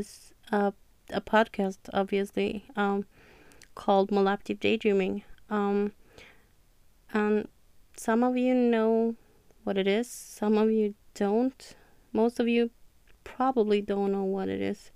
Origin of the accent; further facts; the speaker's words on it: Norway; English is a second language; I'm from Norway